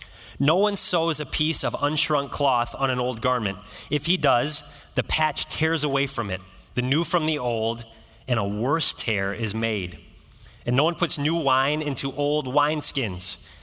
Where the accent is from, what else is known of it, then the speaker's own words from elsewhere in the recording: East Coast, United States; also born or lived in Midwest; now in California, United States; And many of you know I grew up on the East Coast and in the Midwest.